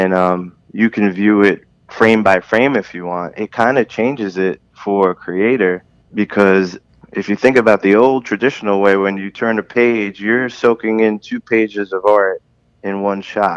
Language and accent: English; New York City, New York, United States; when I was a little kid, growing up in Brooklyn